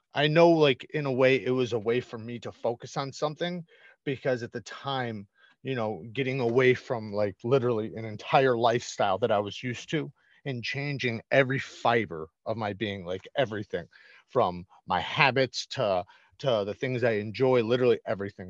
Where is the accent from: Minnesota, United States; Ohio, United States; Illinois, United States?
Illinois, United States; Waukegan; I grew up in the Chicago area